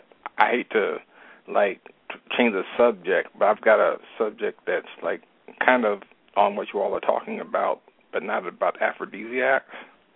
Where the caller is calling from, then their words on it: Dallas, Texas, United States; I'm calling from Dallas.